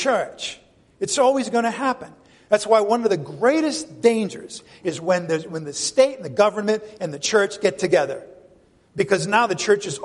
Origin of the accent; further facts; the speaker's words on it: New England, United States; I'm from New England